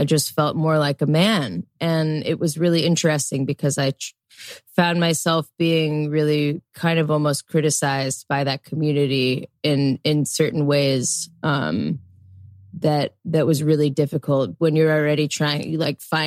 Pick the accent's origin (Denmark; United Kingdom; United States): United States; Chicago, Illinois; I grew up in Chicago, and between growing up in the suburbs